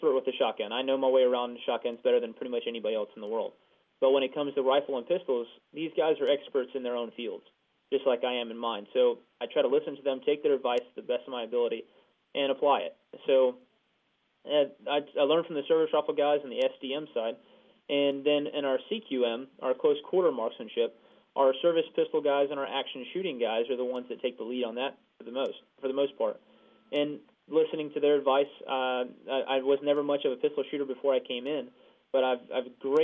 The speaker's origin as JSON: {"language": "English", "region": "near the University of Georgia", "country": "United States", "tie": "born or raised there", "moved": "yes", "said": "I'm going to try to go attend UGA, University of Georgia, back near my hometown"}